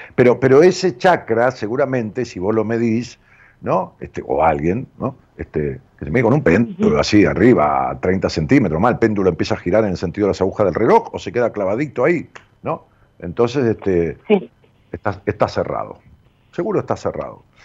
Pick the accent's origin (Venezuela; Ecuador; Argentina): Argentina; outskirts of Buenos Aires; donde yo nací, que es una ciudad en las afueras de, la capital de Buenos Aires, este, también le digo mi pueblo